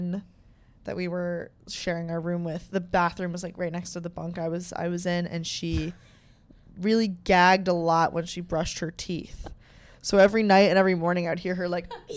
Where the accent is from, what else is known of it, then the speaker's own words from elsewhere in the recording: United States; I'm American